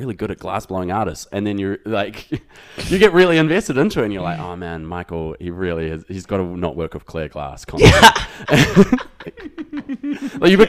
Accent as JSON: {"language": "English", "town": "Whangarei", "region": "Northland", "country": "New Zealand", "said": "I'm from Whangarei. Originally from far north."}